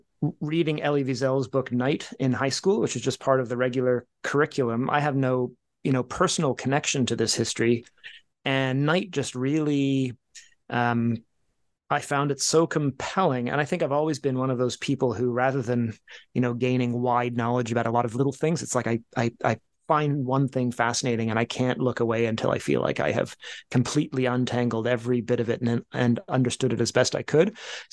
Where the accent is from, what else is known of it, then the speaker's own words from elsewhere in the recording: England, United Kingdom; born there; also born or lived in Canada; I was born in England. My brother was born in Copenhagen. We wound up in Canada.